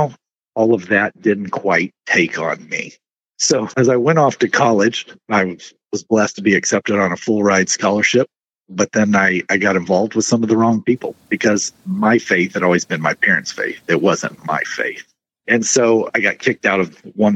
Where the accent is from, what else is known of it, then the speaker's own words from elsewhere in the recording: Merritt, Texas, United States; I was born and raised in Texas, a small little country town called Merritt